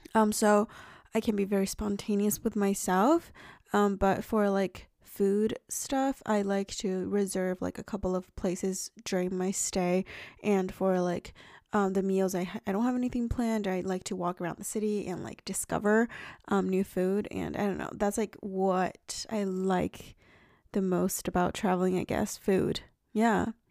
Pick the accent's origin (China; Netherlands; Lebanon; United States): China; moved away; I ate a lot of, like, fruit growing up in China